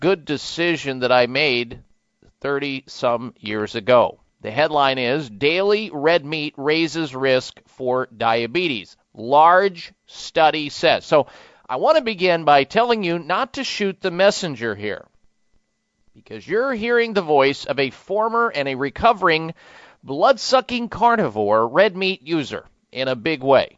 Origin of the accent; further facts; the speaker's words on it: Midwest, United States; growing up in the Midwest